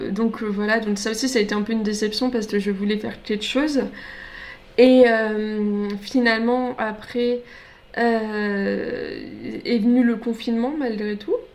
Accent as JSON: {"language": "French", "region": "Grand Est", "country": "France", "said": "alors je viens du Grand Est, donc pour ceux qui se rendent pas compte, en fait, c'est carrément l'opposé. Moi, je viens du nord-est et là, c'est le sud-ouest."}